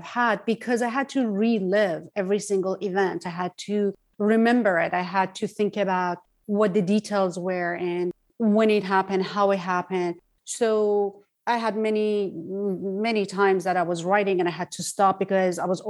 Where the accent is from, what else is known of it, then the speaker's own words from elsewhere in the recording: Tehran, Tehran Province, Iran; moved away as an adult; now in Los Angeles, United States; I am Iranian. I was born in Tehran. I was raised in Tehran till I was 23 years old. And right now I'm based in Los Angeles